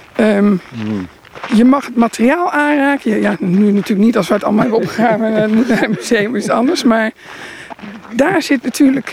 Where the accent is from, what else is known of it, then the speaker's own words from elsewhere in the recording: Roden, Drenthe, Netherlands; also born or lived in Groningen; ik ben geboren in Groningen en opgegroeid in Rode, Noord-Drenthe